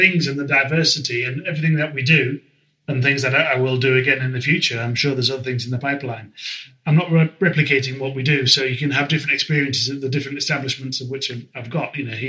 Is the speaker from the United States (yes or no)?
no; Whitby, Yorkshire and the Humber, United Kingdom; also born or lived in Esk Valley / Scarborough; I was born in Whitby